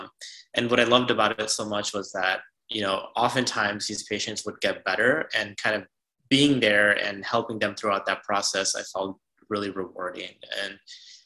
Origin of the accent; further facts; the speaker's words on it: Chicago, Illinois, United States; moved away as an adult; also born or lived in Ann Arbor, Michigan / Houston, Texas; now in Boston, United States; I'm originally from the Chicagoland area. I grew up there